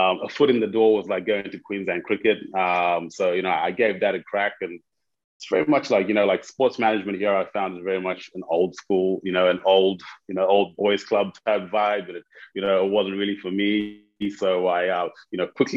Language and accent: English; Zimbabwe; moved away as an adult; I'm originally from Zimbabwe. I moved here for uni many years ago.